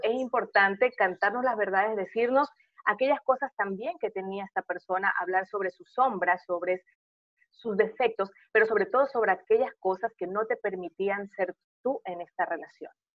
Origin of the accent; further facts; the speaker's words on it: Portoviejo, Manabí, Ecuador; moved away; also born or lived in Guayaquil; hoy estoy en Puerto Viejo